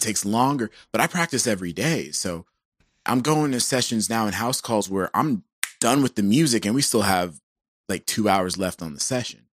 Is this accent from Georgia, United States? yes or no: yes; Georgia, United States; I'm from Georgia